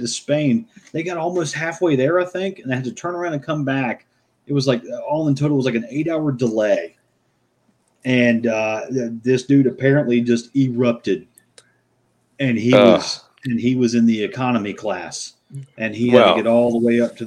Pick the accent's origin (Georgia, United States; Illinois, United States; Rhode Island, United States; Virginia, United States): Georgia, United States; Atlanta; I'm from Atlanta